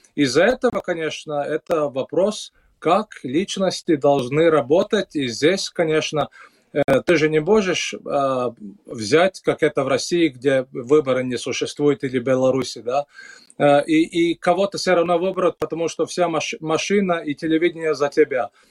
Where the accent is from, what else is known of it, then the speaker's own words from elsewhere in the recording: Latvia; у нас в Латвии